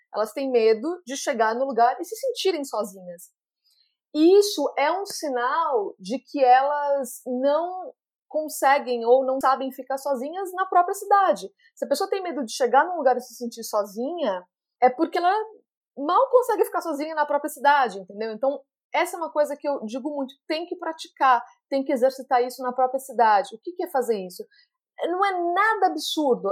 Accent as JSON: {"language": "Portuguese", "town": "Jundiaí", "region": "São Paulo", "country": "Brazil", "tie": "born or raised there", "also_born_or_lived": "United States", "said": "eu nasci aqui em Jundiaí, no interior de São Paulo"}